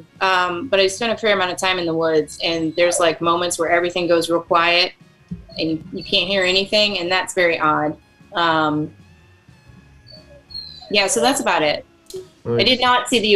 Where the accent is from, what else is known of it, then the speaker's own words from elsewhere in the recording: United States; As an American